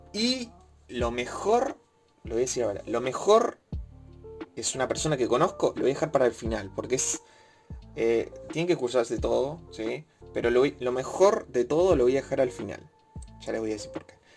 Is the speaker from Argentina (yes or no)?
yes; Argentina; siendo de Argentina